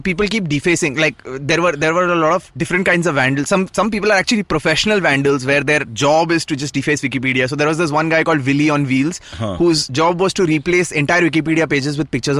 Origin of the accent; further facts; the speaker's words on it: Ahmedabad, Gujarat, India; So I was born and raised in Ahmedabad.